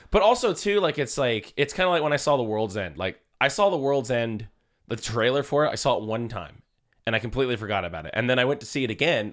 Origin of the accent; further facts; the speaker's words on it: Vallejo, California, United States; people I grew up with in Vallejo.